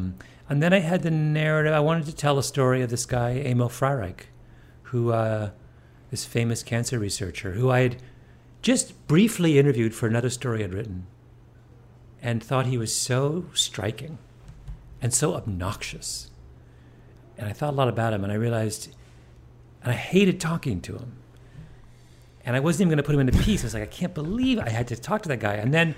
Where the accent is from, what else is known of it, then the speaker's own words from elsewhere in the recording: Canada; I mean, I grew up in Canada, and we got English News, mm-hmm. in the 70s, or the CBC basically just picked up a lot of...